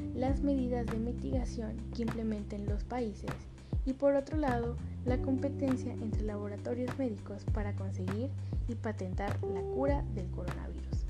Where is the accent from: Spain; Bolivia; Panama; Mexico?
Mexico